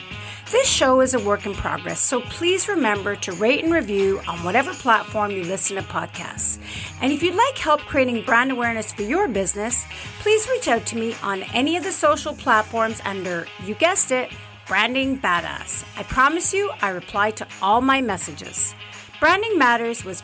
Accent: Montreal, Quebec, Canada; now in Calgary, Canada; I'm living in Calgary, but I'm originally from Montreal

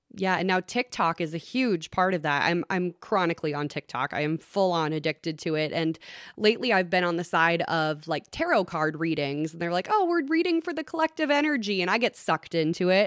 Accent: Long Prairie, Minnesota, United States; I grew up in Long Prairie. I'm very familiar with the Christie House and that neck of the woods.

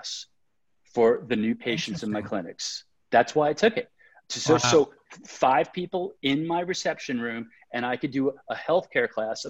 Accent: New York, United States; now I'm from New York

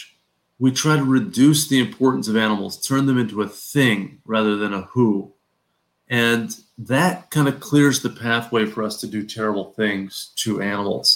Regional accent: New Haven, Connecticut, United States; I grew up in New Haven, Connecticut

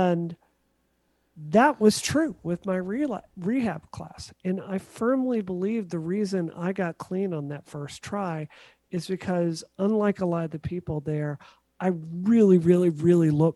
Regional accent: Mississippi, United States; moved away; I grew up in Mississippi.

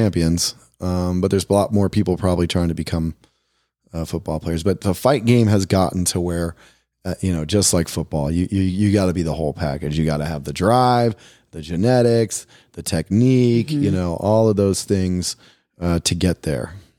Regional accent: United States; also born or lived in Brazil; as an American gringo

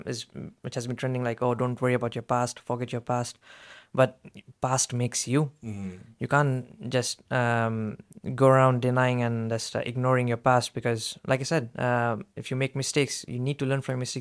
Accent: Saudi Arabia; I was raised in Saudi Arabia. It's immigrants weren't as respected. I've seen my uncles and my dad struggle there.

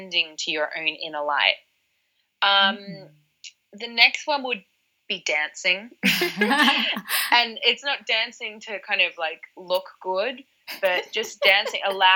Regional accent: Australia; now in London, United Kingdom; I was from Australia and I'm used to the ocean

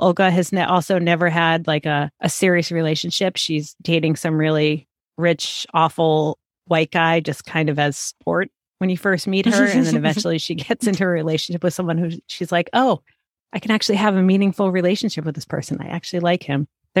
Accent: United States; what it's like to be Puerto Rican growing up in the United States

